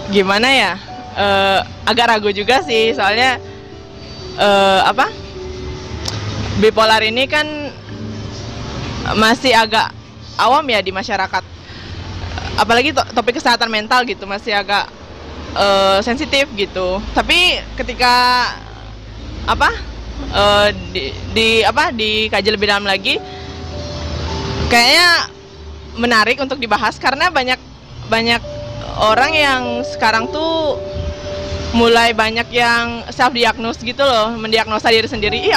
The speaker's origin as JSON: {"language": "Indonesian", "town": "Singaraja", "region": "Bali", "country": "Indonesia", "said": "Asalku dari Singaraja"}